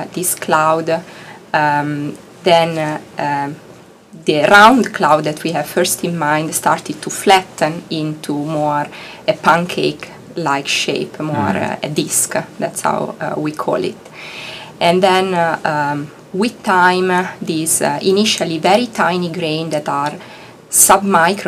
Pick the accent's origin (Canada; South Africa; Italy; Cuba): Italy; English is a second language; moved away as an adult; also born or lived in Heidelberg, Germany / Bologna, Italy; now in Arizona, United States; I'm Italian. So I grew up in Italy in a small town, just 50,000 people.